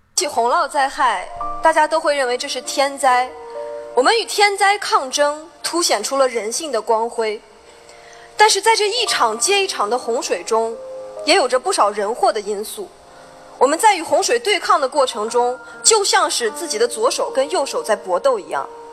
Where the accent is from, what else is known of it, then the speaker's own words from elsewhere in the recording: Altay, Xinjiang, China; 我的家乡阿勒泰